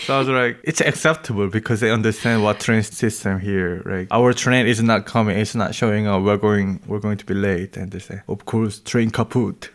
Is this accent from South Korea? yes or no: yes; South Korea; moved away as an adult; now in Berlin, Germany; from South Korea.